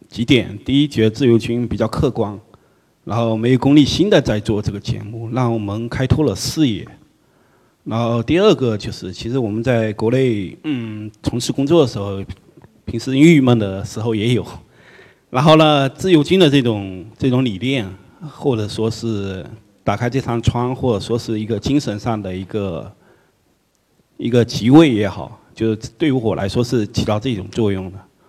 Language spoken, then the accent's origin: Chinese; Fuzhou, Fujian, China; 呃，我福州人，呃。